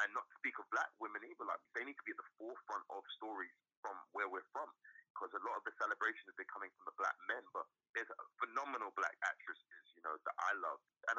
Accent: United Kingdom; moved away; I'm really a British-American actor now. That's how I class myself. Yes, I'm black British. I am a British man, Caribbean man

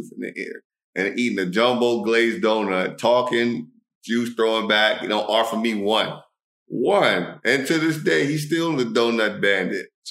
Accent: Alexandria, Virginia, United States; moved away as an adult; now in Dubai, United Arab Emirates; I'm from Alexandria, Virginia

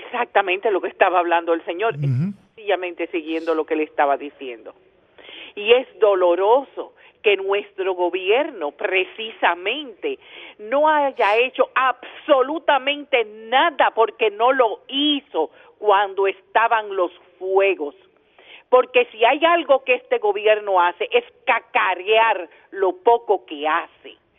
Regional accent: Dominican Republic; exigir lo que nos corresponde como dominicanos

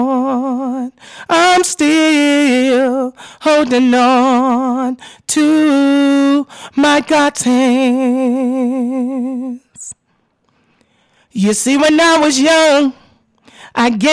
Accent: New Orleans, Louisiana, United States; now in Texas, United States; I am from New Orleans, Louisiana. I have lived in Texas since 2005.

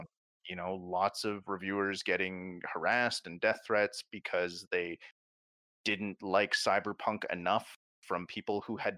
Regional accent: Canada; I mean, I like we're Canadian, so let's talk hockey.

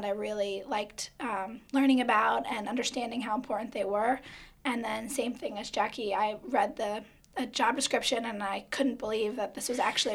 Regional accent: New Jersey, United States; moved away as an adult; I grew up in New Jersey, so it was always about a little over an hour to get to the water.

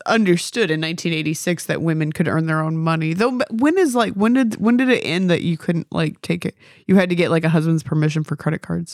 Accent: United States; I'm an American

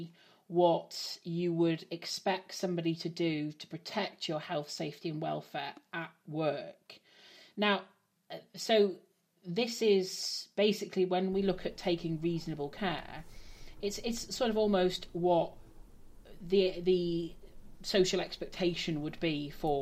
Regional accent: England, United Kingdom; I'm not Welsh, I'm English.

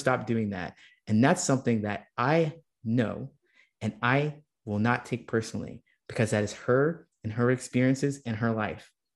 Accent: Ohio, United States; when I was a kid and growing up in Ohio

